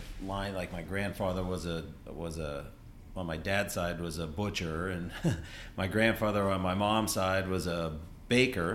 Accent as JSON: {"language": "English", "town": "Pittsburgh", "region": "Pennsylvania", "country": "United States", "tie": "born or raised there", "also_born_or_lived": "Burlington, Vermont", "moved": "yes", "lives_now": "Vermont, United States", "said": "Born and raised in Pittsburgh"}